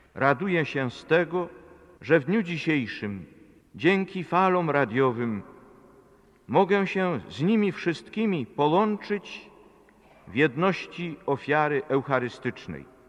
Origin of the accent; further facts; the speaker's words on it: Poland; first language Polish; moved away; tylu moich rodaków w Polsce